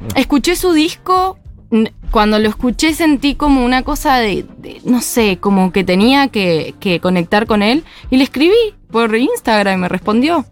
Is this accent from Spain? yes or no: no; Mendoza, Argentina; now in Buenos Aires, Argentina; soy de Mendoza